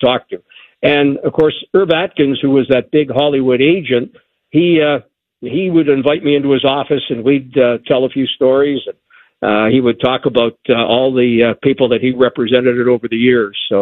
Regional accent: Toronto, Ontario, Canada; moved away; my hometown

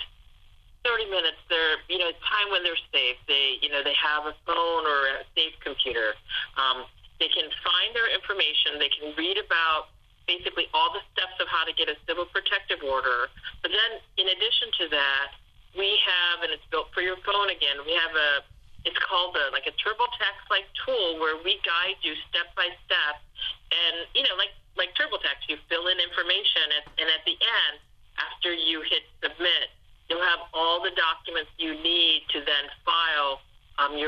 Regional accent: Ohio, United States; I grew up in Ohio

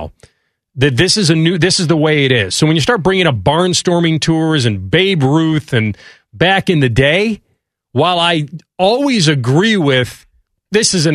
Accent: Chicago, Illinois, United States; growing up in Chicago

